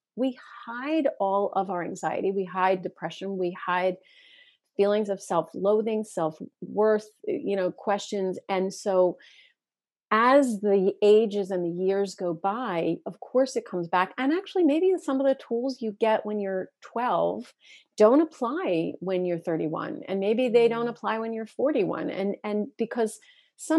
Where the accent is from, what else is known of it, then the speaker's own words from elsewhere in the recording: Philadelphia, Pennsylvania, United States; I'm from Philly